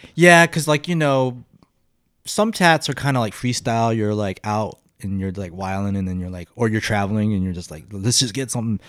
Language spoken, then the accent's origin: English; Las Vegas, Nevada, United States; growing up in Vegas, there was, like, a lot of skinheads